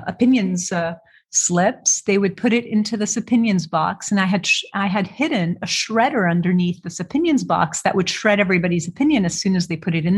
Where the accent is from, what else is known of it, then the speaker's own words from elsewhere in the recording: Beirut, Beirut Governorate, Lebanon; moved away as an adult; also born or lived in Alexandria, Egypt / Toronto, Canada / Richmond, Virginia; now in Portland, United States; So I was born in Alexandria, Egypt. I grew up between Beirut, Lebanon and Toronto, Canada.